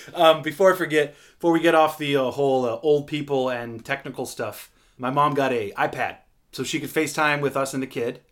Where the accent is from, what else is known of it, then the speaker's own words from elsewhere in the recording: Seattle, Washington, United States; being from Seattle